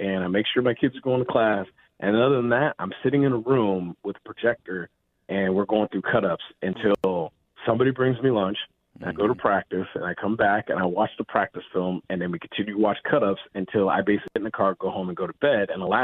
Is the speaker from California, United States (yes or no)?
yes; Northern California, United States; I grew up in Northern California